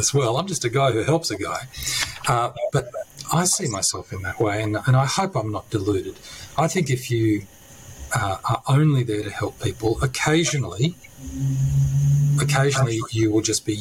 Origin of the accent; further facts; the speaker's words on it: country New South Wales, Australia; also born or lived in Sicily; now in Canberra, Australia; I'm originally from Sicily and country New South Wales